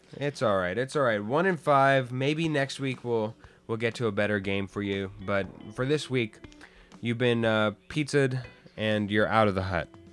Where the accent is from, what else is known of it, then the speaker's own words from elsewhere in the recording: Arizona, United States; now in Los Angeles, United States; I'm from Arizona and moved